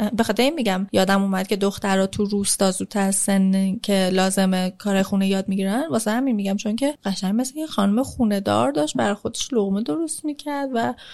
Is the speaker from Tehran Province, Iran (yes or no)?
yes; Tehran, Tehran Province, Iran; also born or lived in Rasht; مامانم وقتی من باردار بود رفت رشت خونه مادر بزرگم ماهای آخر وقتی که اونجا منو به دنیا آورد خونه مادرش که بود شناسم هم, اونجا گرفت بعد برگشتن تهران خونه خودمون و من تهران بزرگ شدم